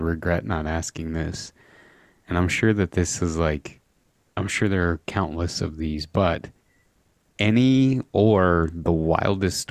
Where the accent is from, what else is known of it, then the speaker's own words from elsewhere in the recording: Midwest, United States; growing up in the Midwest